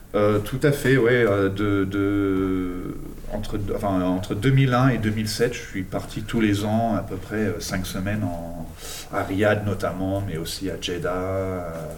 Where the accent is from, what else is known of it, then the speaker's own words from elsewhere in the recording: England, United Kingdom; moved away; Je suis né en Angleterre, hein, donc euh, voilà, d'origine enfin, anglaise et argentine de par ma mère